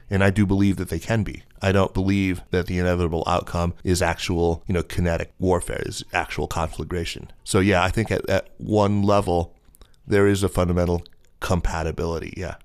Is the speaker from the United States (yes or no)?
yes; United States; my lived experience of being an American living here